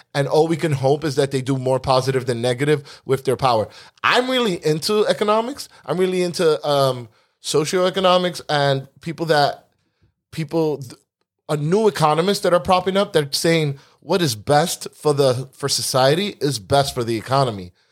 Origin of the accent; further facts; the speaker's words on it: East Coast, United States; We grew up in the East Coast